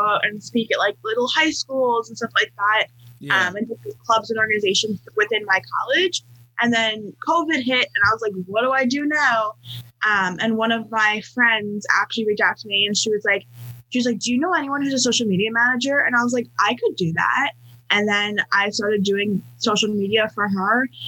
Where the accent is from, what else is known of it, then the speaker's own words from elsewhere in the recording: New York, United States; moved away as an adult; also born or lived in California; I am from New York, um, and then for college I moved to California